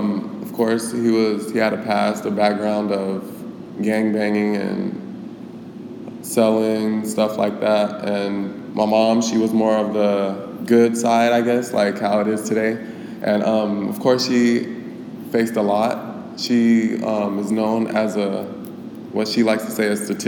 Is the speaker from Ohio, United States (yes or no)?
no; Glendale, Arizona, United States; I grew up in Glendale, of course, born and raised here